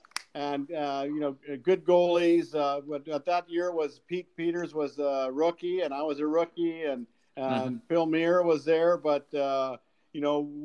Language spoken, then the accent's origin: English; Saskatchewan, Canada; when I grew up in Saskatchewan